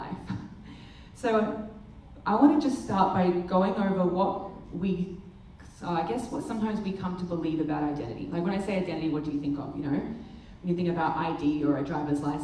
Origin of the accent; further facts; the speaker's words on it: Australia; we're Australia